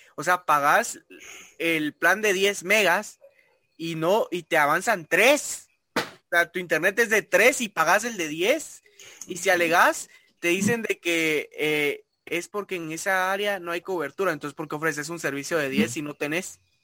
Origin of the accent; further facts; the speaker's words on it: Guatemala; nosotros eh, como guatemaltecos